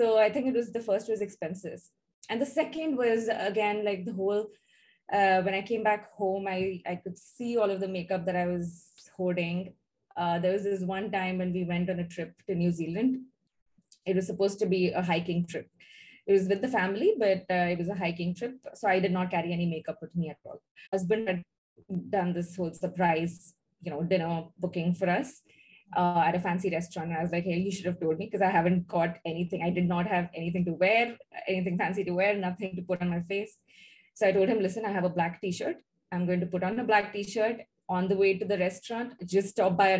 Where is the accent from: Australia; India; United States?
India; moved away as an adult; now in Singapore; we are originally from India. We moved to Singapore in 2012